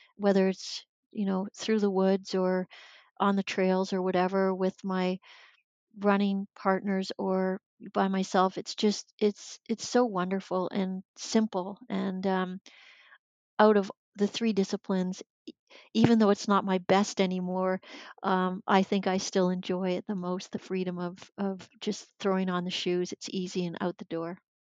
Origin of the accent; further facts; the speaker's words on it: Sarnia, Ontario, Canada; I grew up in Sarnia, Ontario